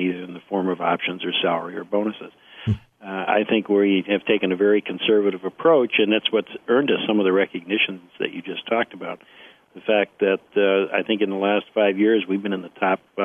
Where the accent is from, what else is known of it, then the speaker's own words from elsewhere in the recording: Rochester, New York, United States; I was born in Rochester, New York. I still live in Rochester, New York